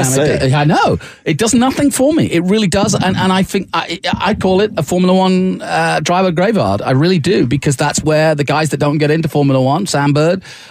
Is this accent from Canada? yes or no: no; United Kingdom; As a Brit